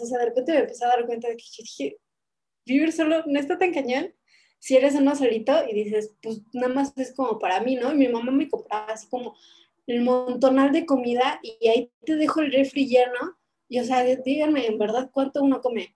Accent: Mexico City, Mexico; now in Puebla, Mexico; soy de Ciudad de México, pero estoy en Puebla

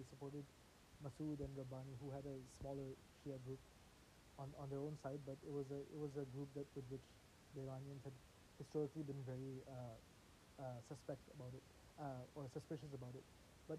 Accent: Pakistan; being a Pakistani, my family sort of monitors Pakistani and Indian news

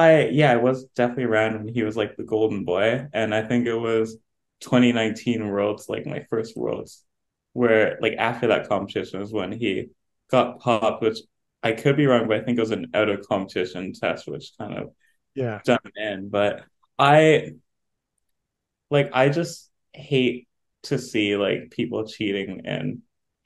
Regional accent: Canada; as a Canadian

